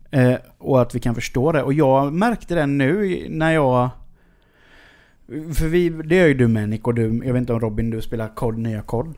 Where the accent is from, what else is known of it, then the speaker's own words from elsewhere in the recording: Sweden; jag kommer från Sverige